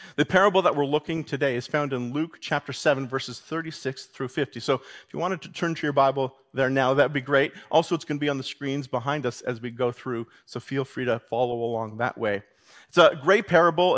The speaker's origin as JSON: {"language": "English", "country": "Canada", "said": "as a Canadian"}